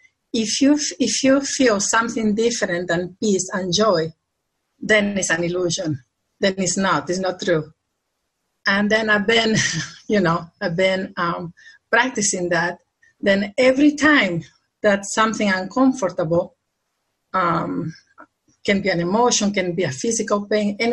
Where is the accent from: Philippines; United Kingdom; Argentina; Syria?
Argentina; also born or lived in Brazil; now in United States; I'm living here now in the U.S. and this I'm originally from Argentina